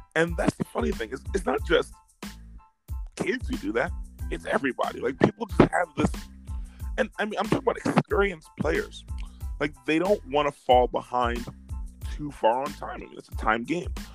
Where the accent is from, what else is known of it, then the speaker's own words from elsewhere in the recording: New York City, New York, United States; I grew up in Brooklyn in uh, Flatbush